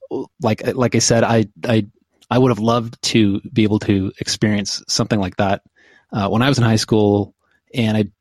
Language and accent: English; Oshawa, Ontario, Canada; I grew up in Oshawa